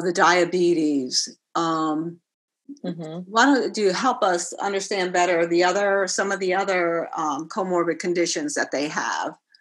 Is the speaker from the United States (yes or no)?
yes; New York City, New York, United States; I grew up in the South Bronx, the household w- could have been in Puerto Rico. We spoke Spanish